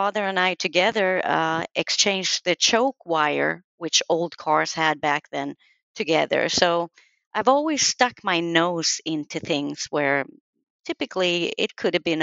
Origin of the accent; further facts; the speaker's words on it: Sweden; I was born and raised in Sweden